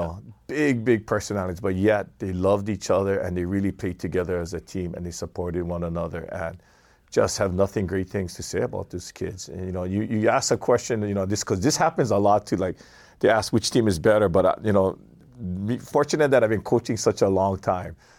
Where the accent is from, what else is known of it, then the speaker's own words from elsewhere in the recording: Kailua, Hawaii, United States; I'm a Kailua boy